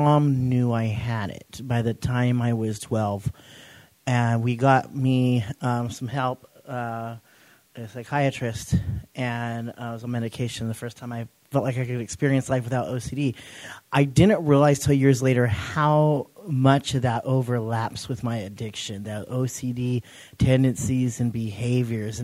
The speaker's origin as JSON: {"language": "English", "town": "Clovis", "region": "California", "country": "United States", "said": "I hail from Clovis, California."}